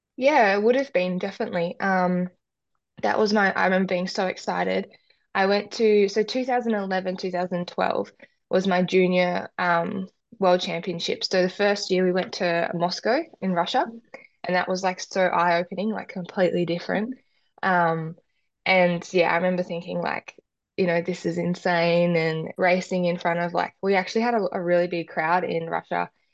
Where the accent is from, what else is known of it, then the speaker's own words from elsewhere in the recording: Perth, Tasmania, Australia; I grew up in Tassie